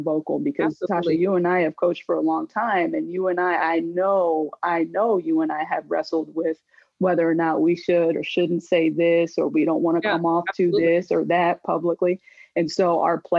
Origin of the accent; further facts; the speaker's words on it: United States; as an American